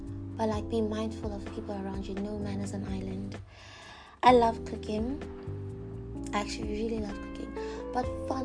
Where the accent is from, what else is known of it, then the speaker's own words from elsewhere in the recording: Botswana; I am from Botswana